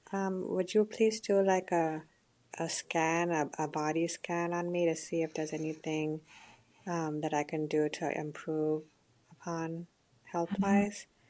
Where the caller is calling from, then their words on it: Lubbock, Texas, United States; I'm calling from Lubbock, Texas